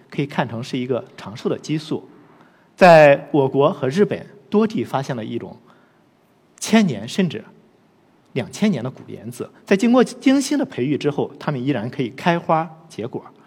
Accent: Loess Plateau, China; 我出生和成长在黄土高原

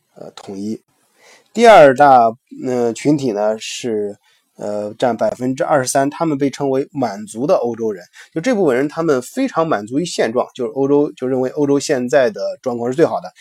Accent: China; 我们中国人

